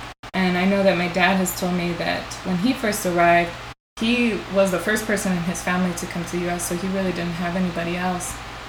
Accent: Tucson, Arizona, United States; moved away as an adult; now in Seattle, United States; I'm from Tucson, Arizona. So, after law school, I worked in Tucson or Arizona for 2 years and then moved back to Seattle, and I've been there since June.

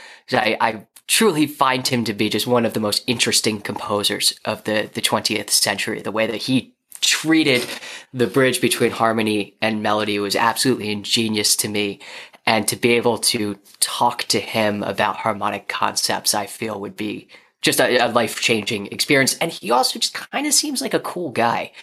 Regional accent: United States; I'm an American, so obviously I only speak one English. One language, which is English

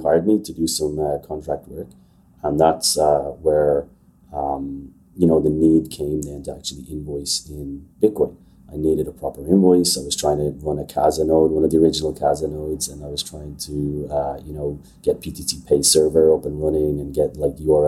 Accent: Ireland; So I'm Irish. I grew up in Ireland.

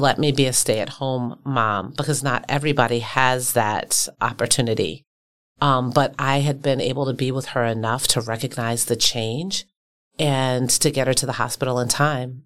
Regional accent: Baltimore, Maryland, United States; now in Milwaukee, United States; I'm from a working class community in Baltimore

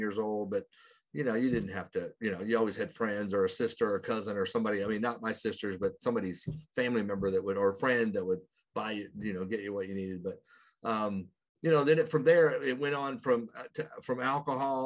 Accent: Oklahoma, United States; I grew up in a very small town in Oklahoma, which is way over here in the United

